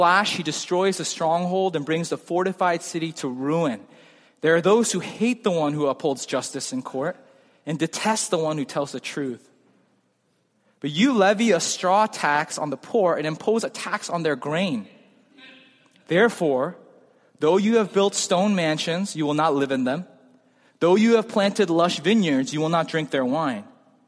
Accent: United States; I'm American

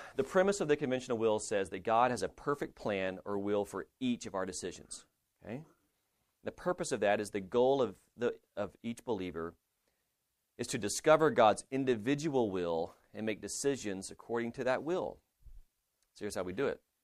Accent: Lubbock, Texas, United States; I'm from Lubbock

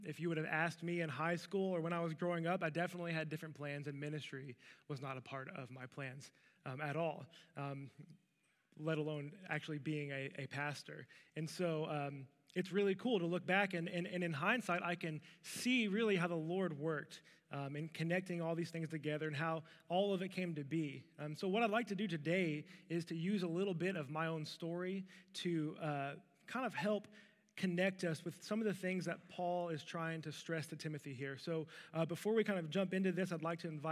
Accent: Louisville, Kentucky, United States; I was born in Louisville, Kentucky, to a young mom and a young dad

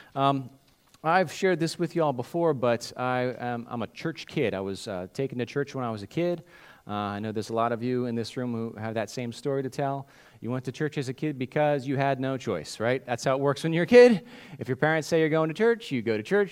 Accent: United States; what we do as Christians in America, what we do as modern American Christians

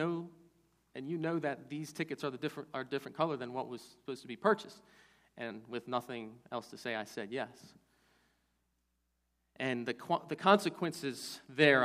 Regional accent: Baltimore, Maryland, United States; When I was a kid, growing up in Baltimore

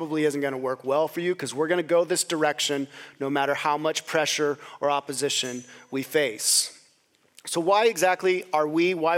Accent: Gooding, Idaho, United States; moved away; the state of my hometown, Gooding, Idaho.

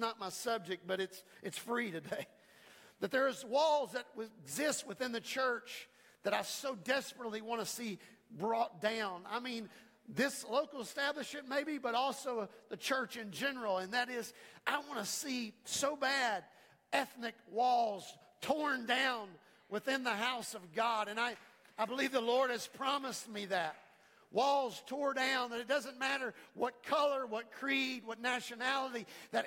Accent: United States; I'm an American

